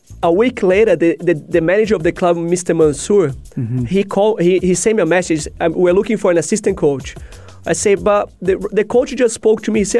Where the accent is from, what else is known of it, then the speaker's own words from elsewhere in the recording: Campinas, São Paulo, Brazil; English is a second language; moved away as an adult; also born or lived in Australia; now in United Arab Emirates; Back home, back in São Paulo, Campinas, Brazil.